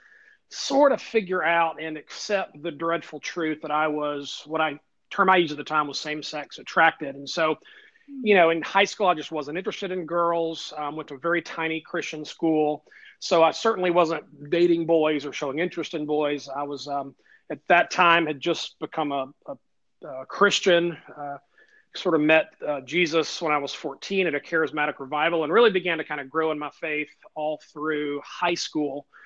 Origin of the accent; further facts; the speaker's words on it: Alabama, United States; We Alabama folks we're humble people